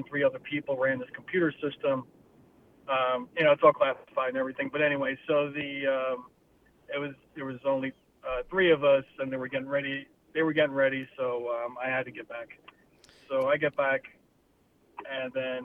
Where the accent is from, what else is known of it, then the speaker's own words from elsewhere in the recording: New York, United States; I'm up from New York